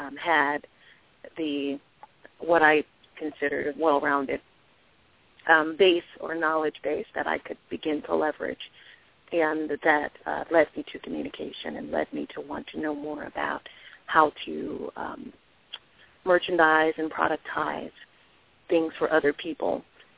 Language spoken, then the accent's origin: English; Washington, District of Columbia, United States; I grew up in Washington, D.C., was born and raised, and was educated in D.C. as well